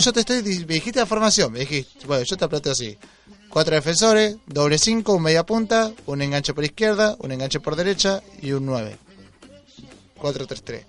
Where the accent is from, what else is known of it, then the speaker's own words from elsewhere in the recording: Mar del Plata, Buenos Aires Province, Argentina; la calle Don Orione, que es la calle donde viví toda mi vida